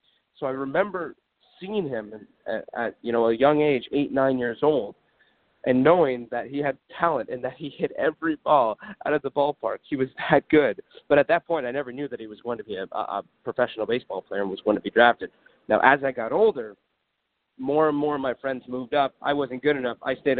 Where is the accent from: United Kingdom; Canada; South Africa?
Canada; Ottawa, Ontario; growing up in Ottawa